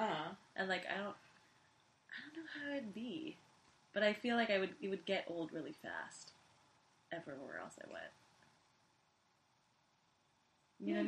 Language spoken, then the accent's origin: English; Costa Mesa, California, United States; where I'm from, like, Costa Mesa